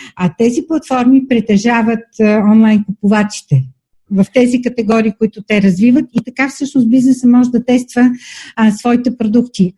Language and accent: Bulgarian; Asenovgrad, Plovdiv Province, Bulgaria; аз съм родена в Асеновград